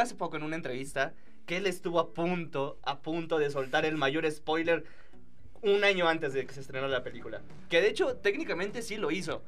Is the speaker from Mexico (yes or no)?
yes; Mexico